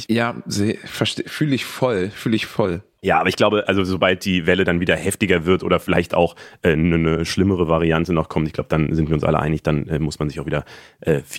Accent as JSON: {"language": "German", "region": "Berlin", "country": "Germany", "said": "wenn ich jetzt als Berliner dorthin müsste"}